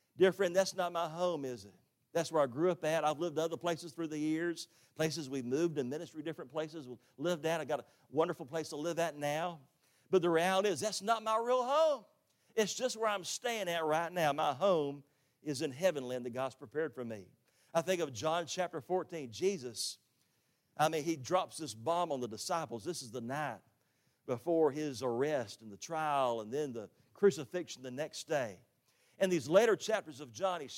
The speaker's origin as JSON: {"language": "English", "town": "Jacksonville", "region": "Florida", "country": "United States", "tie": "born or raised there", "also_born_or_lived": "Orlando, Florida", "lives_now": "Tifton, United States", "said": "I grew up in Jacksonville on the west side."}